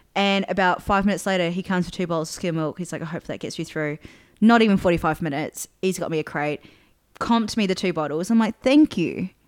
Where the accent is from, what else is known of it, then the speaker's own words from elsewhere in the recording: New Zealand; moved away; also born or lived in Adelaide, Australia; growing up in New Zealand